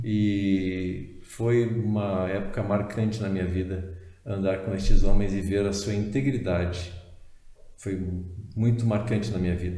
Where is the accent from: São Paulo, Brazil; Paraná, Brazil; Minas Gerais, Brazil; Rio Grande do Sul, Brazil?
Rio Grande do Sul, Brazil; Porto Alegre; eu moro em Porto Alegre, no Rio Grande do Sul, nasci em Porto Alegre